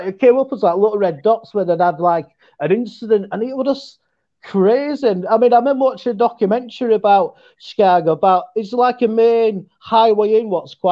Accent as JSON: {"language": "English", "region": "Yorkshire and the Humber", "country": "United Kingdom", "accent": "West Yorkshire", "said": "I'm from West Yorkshire"}